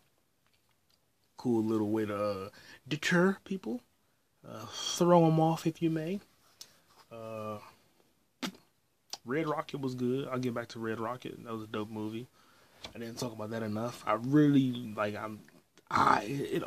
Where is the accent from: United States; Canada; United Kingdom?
Canada; I'm from Canada